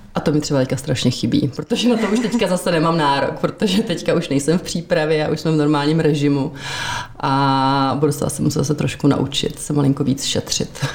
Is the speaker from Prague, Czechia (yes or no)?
yes; Prague, Czechia; Já jsem jsem narodila v Praze, já jsem rodilý Pražák, říkám, že jsme křtěná Vltavou.